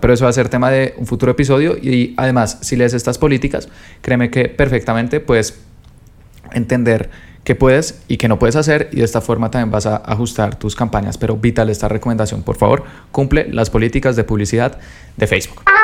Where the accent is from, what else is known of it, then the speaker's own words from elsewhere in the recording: Colombia; yo soy de Colombia